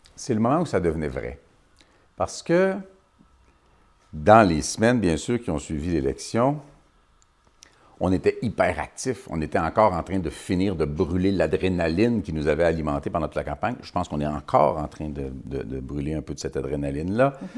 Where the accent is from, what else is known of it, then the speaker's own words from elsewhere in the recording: Quebec, Canada; Je suis un Québécois